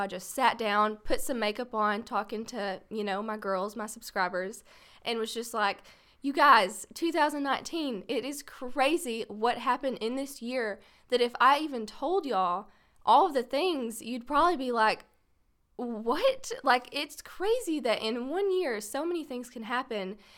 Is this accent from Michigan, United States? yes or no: no; Paris, Texas, United States; born and raised in Paris, Texas